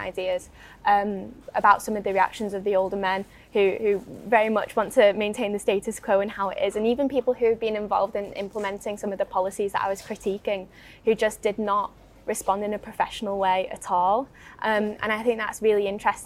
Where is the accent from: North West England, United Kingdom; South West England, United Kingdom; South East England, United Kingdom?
North West England, United Kingdom; the Northwest; accent: Northwest; about my accent being a woman from the Northwest